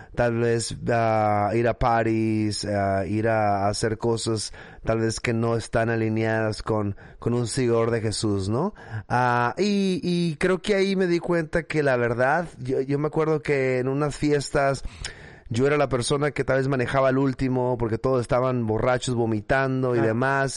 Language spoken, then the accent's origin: Spanish; Mexicali, Baja California, Mexico; accent: norte de México; moved away as an adult; now in Washington, United States; yo nací en Mexicali, Baja California es, una ciudad que está en la frontera con California. Ah, así de que, bueno, crecí ahí